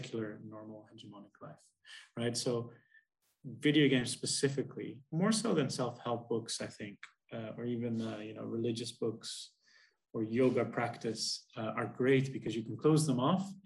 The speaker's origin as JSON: {"language": "English", "country": "Netherlands", "said": "We're both from the Netherlands, which is one of the most most atheist agnostic countries in the world"}